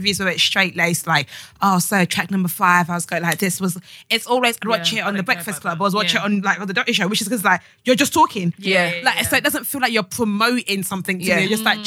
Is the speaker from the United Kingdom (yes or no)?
yes; United Kingdom